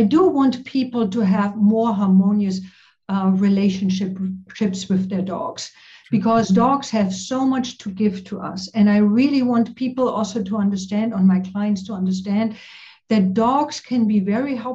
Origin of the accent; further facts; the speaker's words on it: East Germany, Germany; English is a second language; moved away as an adult; I grew up in East Germany, behind the wall